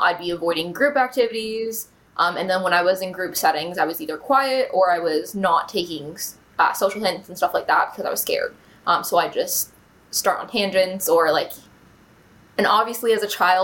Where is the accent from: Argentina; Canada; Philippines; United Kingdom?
Canada; Bowmanville, Ontario; So I grew up in Bowmanville, was born there